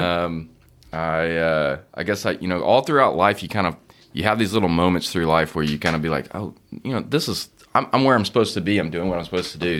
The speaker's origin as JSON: {"language": "English", "town": "Austin", "region": "Texas", "country": "United States", "tie": "born or raised there", "said": "I grew up in Austin"}